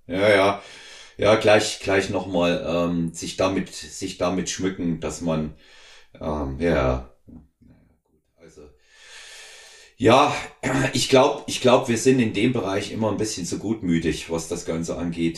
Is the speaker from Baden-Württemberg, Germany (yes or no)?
no; home town not far from Weimar, Thuringia, Germany; moved away; in Weimar, nicht weit weg von unserem Heimatort